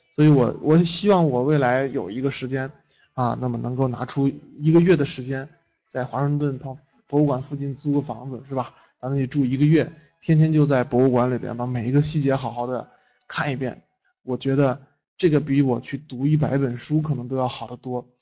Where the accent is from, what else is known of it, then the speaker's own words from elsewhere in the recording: China; 作为一个中国人